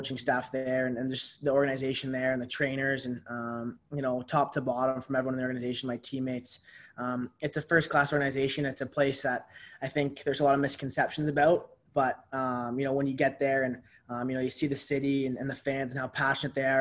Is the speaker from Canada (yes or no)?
yes; St. Catharines, Ontario, Canada; my hometown, St. Catharines, Ontario